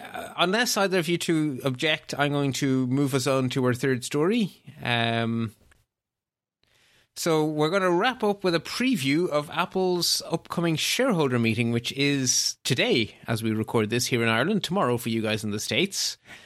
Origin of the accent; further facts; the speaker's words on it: Belgium; My home country of Belgium is in the same boat.